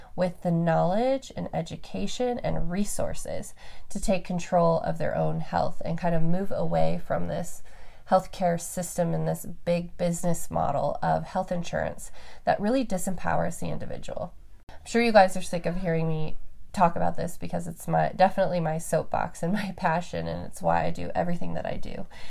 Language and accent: English; Reno, Nevada, United States; moved away; also born or lived in Roseville, California; I was actually born in Roseville, California, and then my family is all from the Bay Area. And we moved up to Reno, which is in the high desert, the Sierra Nevada mountains.